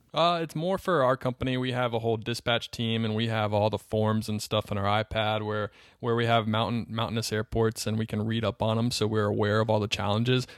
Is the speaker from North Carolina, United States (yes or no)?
yes; Charlotte, North Carolina, United States; I grew up in North Carolina. I grew up in Charlotte, North Carolina.